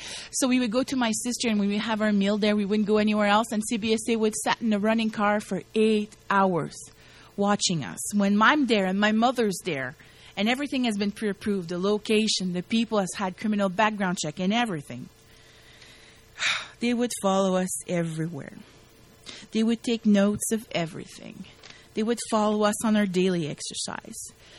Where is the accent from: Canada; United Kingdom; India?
Canada; I'm yelling, I'm a Canadian citizen! You know, trying to make a point here. I'm a Canadian citizen.